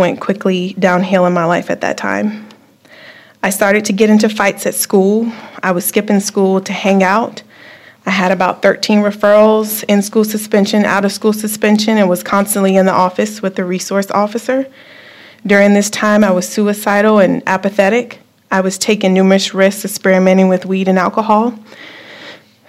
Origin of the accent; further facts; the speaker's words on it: Virginia Beach, Virginia, United States; moved away as an adult; now in Topeka, United States; I'm from Virginia Beach. I moved to Topeka about 2 years ago